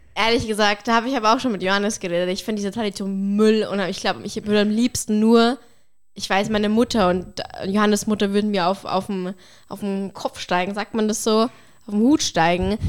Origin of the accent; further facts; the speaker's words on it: Bavaria, Germany; bei uns in Bayern, bei mir auf dem Dorf ist es oft so, dass du mit einem Weißwurstfrühstück anfängst